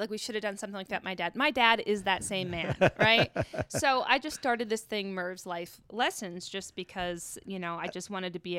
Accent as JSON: {"language": "English", "region": "Pacific Northwest", "country": "United States", "said": "I'm from the Northwest. Love the outdoors."}